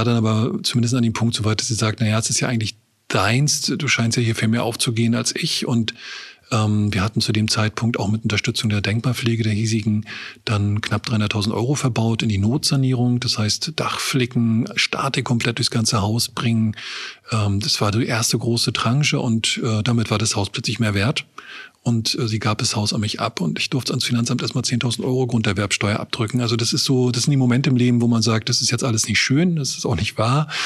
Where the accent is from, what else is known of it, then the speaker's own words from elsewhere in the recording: Rostock, Mecklenburg-Vorpommern, Germany; Wir kommen aus Rostock, das ist schon ein Sprung, ne?